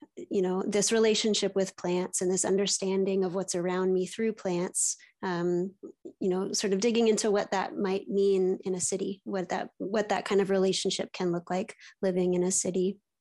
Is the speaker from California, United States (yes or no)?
yes; East Bay, San Francisco Bay Area, California, United States; I was raised in the East Bay, so near the city, um, but outside of it in a, in the suburbs